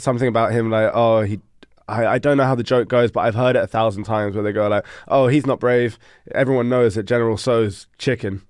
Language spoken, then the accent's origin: English; London, United Kingdom; moved away as an adult; now in Denmark; I was born and raised in London